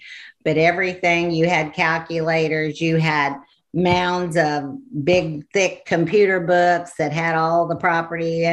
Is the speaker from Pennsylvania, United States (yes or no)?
no; Illinois, United States; moved away as an adult; now in Hot Springs Village, United States; I was born and raised in Illinois